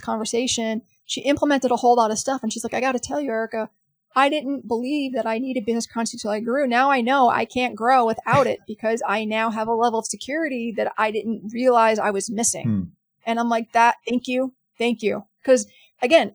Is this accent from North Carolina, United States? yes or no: no; New York City, New York, United States; I'm from New York City, and I was there that day.